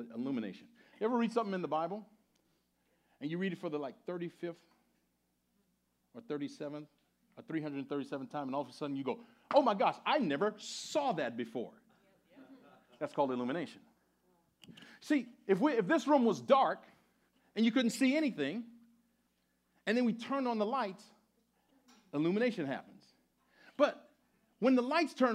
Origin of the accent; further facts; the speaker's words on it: Louisiana, United States; moved away as an adult; now in New York, United States; I grew up in Louisiana in the mid-60s to the early 80s